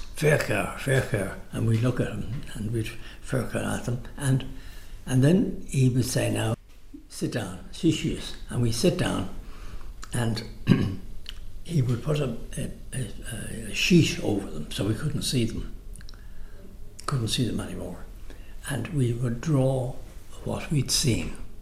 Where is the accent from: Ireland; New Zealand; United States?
Ireland; Dublin, Leinster; I was born in Capel Street